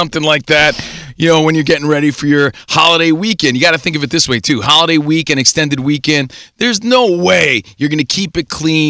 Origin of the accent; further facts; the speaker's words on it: East Coast, United States; now in Los Angeles, United States; And by the way, we're from the East Coast, … and …. If you don't know, now you know. Out here in the mean streets of L.A.